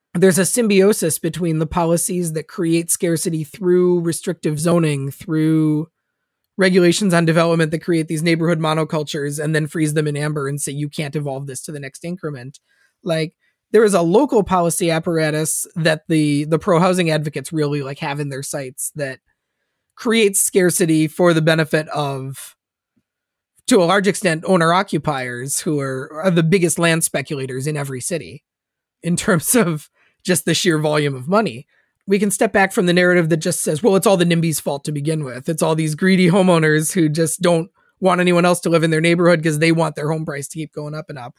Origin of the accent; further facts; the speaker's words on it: Minnesota, United States; moved away; I'm a Minnesotan originally